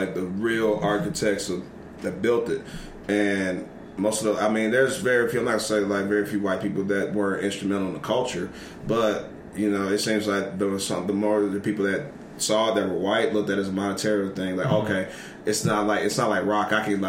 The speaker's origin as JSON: {"language": "English", "region": "the South", "country": "United States", "said": "I'm from the South"}